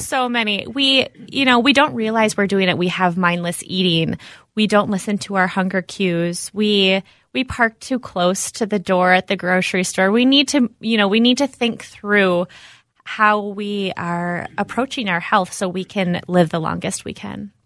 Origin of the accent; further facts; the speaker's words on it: Minnetonka, Minnesota, United States; I grew up around the area here, out in Minnetonka